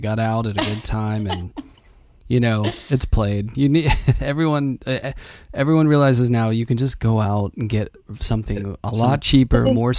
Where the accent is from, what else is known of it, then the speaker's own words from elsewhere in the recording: Pittsburgh, Pennsylvania, United States; The city needs you. I'm from Pittsburgh and I feel like there's enough there.